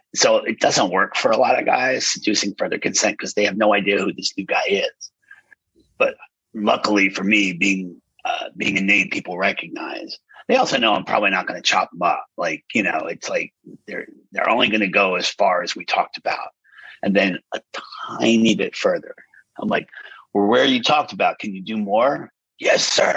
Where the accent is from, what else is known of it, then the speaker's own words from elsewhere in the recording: Pennsylvania, United States; where I grew up in Pennsylvania